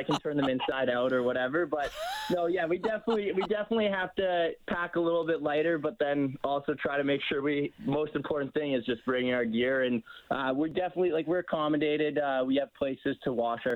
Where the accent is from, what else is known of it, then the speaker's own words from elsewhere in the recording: Cochrane, Alberta, Canada; also born or lived in Arizona; I'm from Cochrane, so just outside of Calgary